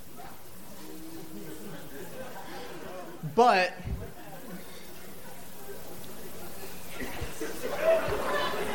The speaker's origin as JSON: {"language": "English", "town": "Pittsburgh", "region": "Pennsylvania", "country": "United States", "moved": "as an adult", "lives_now": "Austin, United States", "said": "I'm from Pittsburgh"}